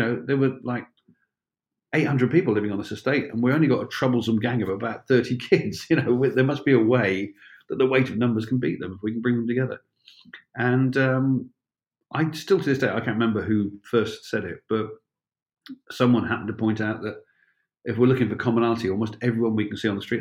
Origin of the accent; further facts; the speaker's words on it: Penzance, South West England, United Kingdom; moved away; also born or lived in Helston, Cornwall; when I grew up in Cornwall, I lived in a fairly large town. I lived in Penzance, I lived in Helston, fairly large towns